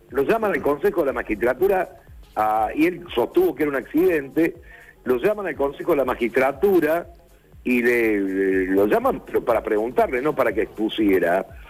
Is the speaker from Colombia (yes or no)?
no; Río Tercero, Córdoba, Argentina; De Río Tercero